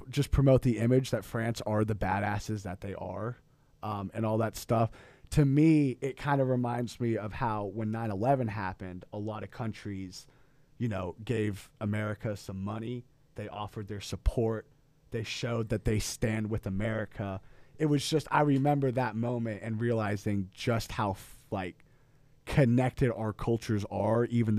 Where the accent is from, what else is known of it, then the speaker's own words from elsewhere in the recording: United States; obviously we're American